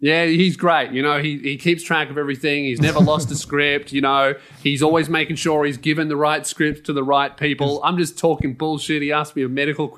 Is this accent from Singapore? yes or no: no; Australia; being an Australian